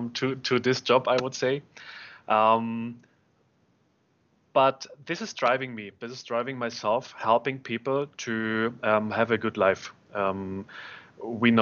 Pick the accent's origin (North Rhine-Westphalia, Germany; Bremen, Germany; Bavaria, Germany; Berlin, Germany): Berlin, Germany; I am born and raised in Berlin